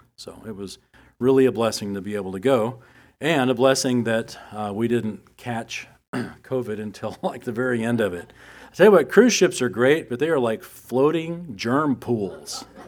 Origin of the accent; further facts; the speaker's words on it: United States; us here as Americans, especially as American Christians